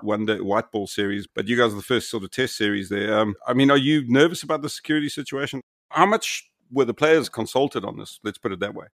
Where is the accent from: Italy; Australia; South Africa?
South Africa; as a South African